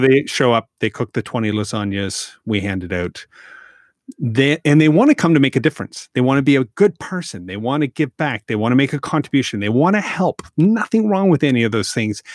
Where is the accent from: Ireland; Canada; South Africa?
Canada; I'm Canadian